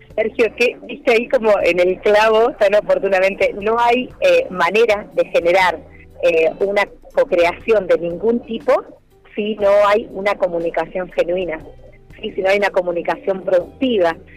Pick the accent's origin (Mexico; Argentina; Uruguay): Argentina; como argentinos